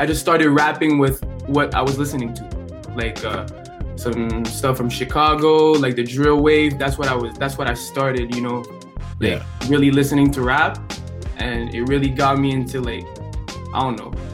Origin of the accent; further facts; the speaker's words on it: Montreal, Quebec, Canada; first language French; English is a second language; That's where I come from Montreal